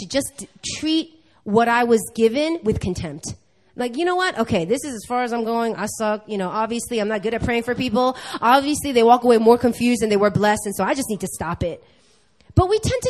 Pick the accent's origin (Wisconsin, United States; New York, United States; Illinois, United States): New York, United States; now in Korea; I'm born and raised in New York.